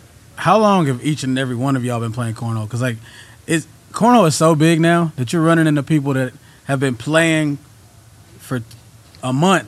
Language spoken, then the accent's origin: English; Texas, United States; I can tell you got an accent. Where are you from? And I'm like, Texas.